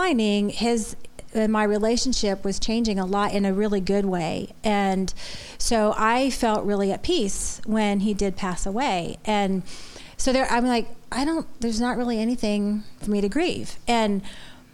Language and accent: English; Florida, United States; moved away; also born or lived in Boston; I was born and raised in Florida